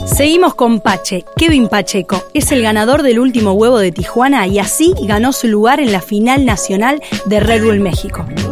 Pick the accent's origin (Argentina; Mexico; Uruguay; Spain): Uruguay; soy uruguaya